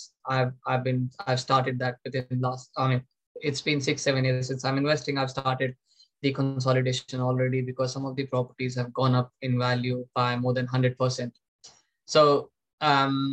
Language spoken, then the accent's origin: English; India; moved away as an adult; with the help of parents back in my home country, India.